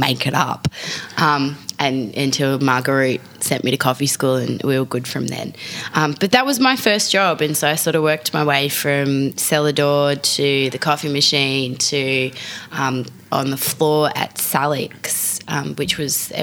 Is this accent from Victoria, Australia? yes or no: yes; Frankston, Victoria, Australia; now in Sydney, Australia; I am a Melbourne girl, or really, let's be honest, I'm from Frankston.